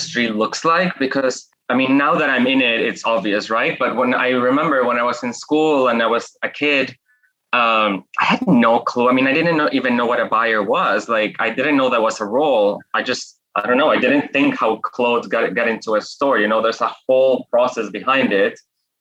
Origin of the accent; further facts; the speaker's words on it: Guadalajara, Jalisco, Mexico; moved away as an adult; also born or lived in Mexico City / New York; I'm Mexican by birth, and I grew up in Mexico